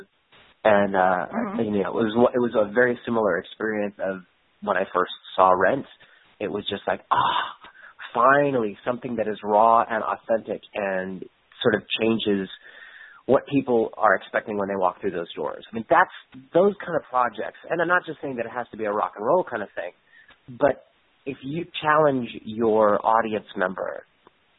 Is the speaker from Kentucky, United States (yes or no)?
no; Albuquerque, New Mexico, United States; when I was growing up in Albuquerque, New Mexico